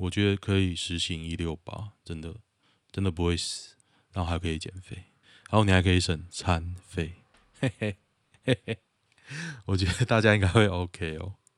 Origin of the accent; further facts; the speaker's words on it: Taoyuan, Taiwan; 我是桃园人